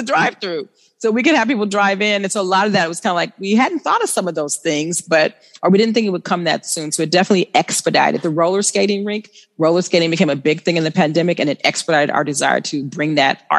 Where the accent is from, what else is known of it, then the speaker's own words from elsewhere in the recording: Oakland, California, United States; Oakland, when I grew up on East Oakland, 84th, it was all Black businesses, right?